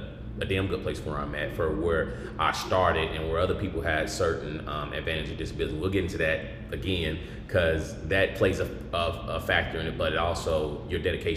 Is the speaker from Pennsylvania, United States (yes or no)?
no; Tulsa, Oklahoma, United States; now in Texas, United States; Tulsa, Oklahoma, here, baby.